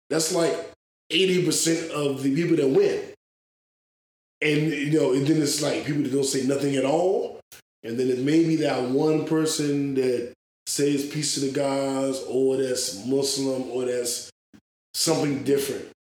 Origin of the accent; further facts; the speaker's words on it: Washington, District of Columbia, United States; I'm black African American from DC